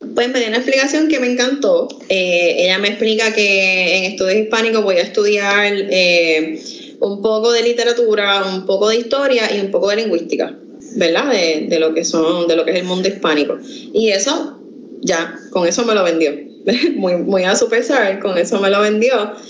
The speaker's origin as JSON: {"language": "Spanish", "town": "Quebradillas", "country": "Puerto Rico", "lives_now": "Camuy, Puerto Rico", "said": "Yo vivo en Camuy, pero yo soy originalmente de Quebradillas"}